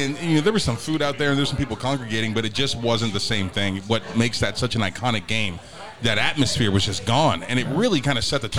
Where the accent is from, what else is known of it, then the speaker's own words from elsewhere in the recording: Northeastern Ohio, United States; I'm from Northeastern Ohio.